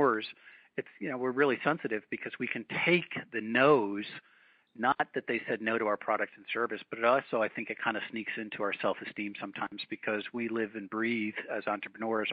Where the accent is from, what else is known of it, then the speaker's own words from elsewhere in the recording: New England, United States; I grew up in New England